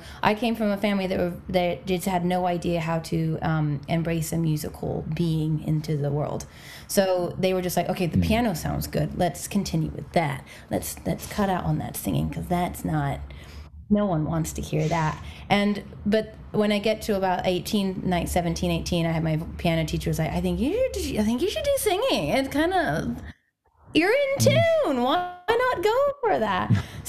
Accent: England, United Kingdom; now in Los Angeles, United States; I came over, I'm originally from England, though I know there's no accent, and then I came over from England, popped myself over here

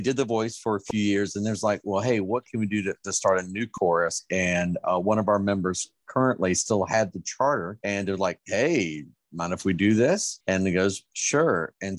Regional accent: North Carolina, United States; moved away; I'm from North Carolina originally, about 2.5 hours east of Charlotte.

